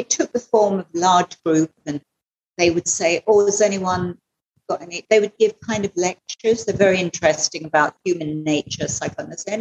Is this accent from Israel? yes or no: no; England, United Kingdom; moved away as an adult; now in Goa, India; I'm from England originally.